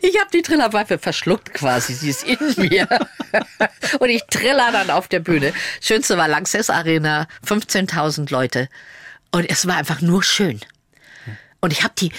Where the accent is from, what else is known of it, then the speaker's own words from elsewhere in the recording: Lower Saxony, Germany; moved away as an adult; also born or lived in Munich; in der Schaumburger Zeitung veröffentlicht, also in meiner Heimatzeitung. Ich komme ja aus Niedersachsen.